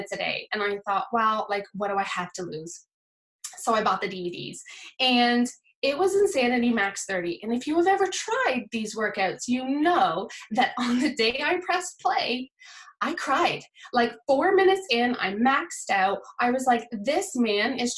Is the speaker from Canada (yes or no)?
yes; Nova Scotia, Canada; moved away as an adult; now in South Wales, United Kingdom; I'm from Nova Scotia. I've been living in South Wales, UK for the past 10 and a half years